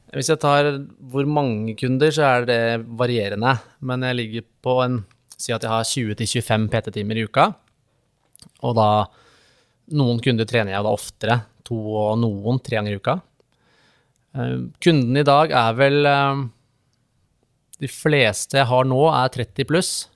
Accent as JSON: {"language": "Norwegian", "town": "Vinterbro", "region": "Akershus", "country": "Norway", "tie": "born or raised there", "said": "vi har akkurat flytta da til eh, hjemstedet mitt, som er eh, Vinterbro ved Tusenfryd"}